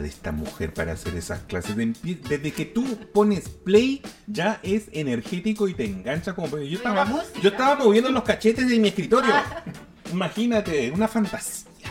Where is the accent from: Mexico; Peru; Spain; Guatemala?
Peru; Lima; moved away as an adult; now in Santiago, Chile; yo soy peruano, yo viví en Lima 25 años de mi vida